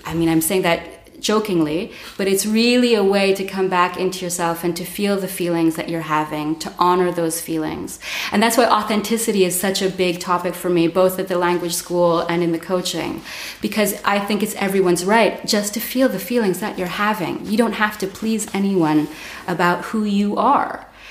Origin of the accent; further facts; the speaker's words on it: Montreal, Quebec, Canada; moved away as an adult; now in Berlin, Germany; I'm from Montreal. I've been in Berlin for 14 years.